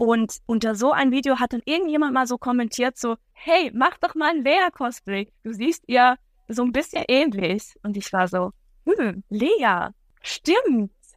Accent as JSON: {"language": "German", "country": "Switzerland", "said": "Ich bin aus der Schweiz."}